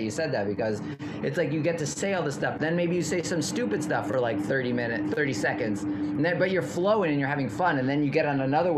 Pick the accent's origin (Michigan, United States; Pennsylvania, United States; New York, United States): New York, United States; New York City; moved away as an adult; also born or lived in Redlands, California / Portland / Los Angeles; I grew up in New York City, so I'm back home